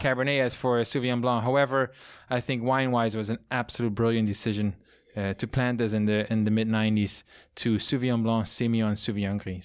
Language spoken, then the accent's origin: English; southernmost part of the Netherlands, Limburg, Netherlands; English is a second language; moved away as an adult; also born or lived in France / China / New York; now in Napa Valley, United States; the part where I grew up and was born is the, the most southern, eastern part, which is a hilly part.